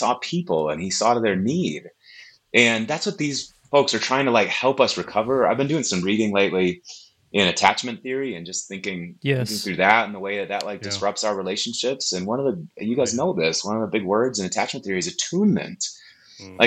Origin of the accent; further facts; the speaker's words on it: Wisconsin, United States; moved away; also born or lived in Tulsa, Oklahoma; Born and raised in Wisconsin in a charismatic church, but I went to Oral Roberts University.